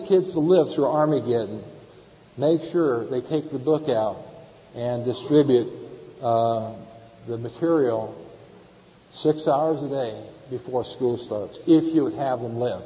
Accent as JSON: {"language": "English", "area": "northern San Diego County", "region": "California", "country": "United States", "tie": "born or raised there", "also_born_or_lived": "Palms, Culver City, California", "said": "we moved from the Palms, Culver City area. We moved down to northern San Diego County. I attended junior high school and high school"}